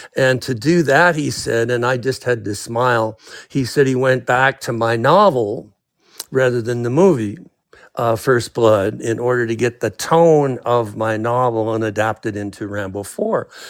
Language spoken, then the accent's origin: English; Canada; now in United States; I was raised in Canada